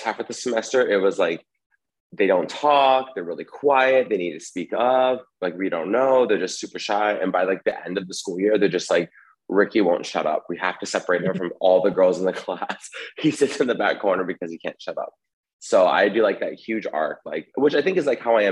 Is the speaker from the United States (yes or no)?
yes; San Francisco Bay Area, California, United States; moved away as an adult; also born or lived in Los Angeles, California / San Diego, California; now in New York City, United States; I'm originally from California, San Francisco.